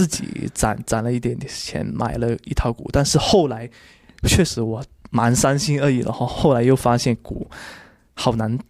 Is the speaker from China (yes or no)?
yes; Guangdong, China; 我是广东人，